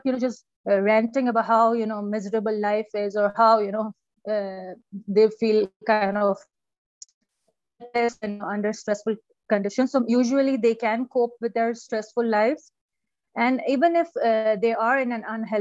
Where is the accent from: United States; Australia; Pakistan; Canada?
Pakistan; moved away as an adult; also born or lived in United Kingdom; now in Iran; I'm originally from Pakistan. And then I went to UK for my master's, and now I'm living in Iran for the past 14 years.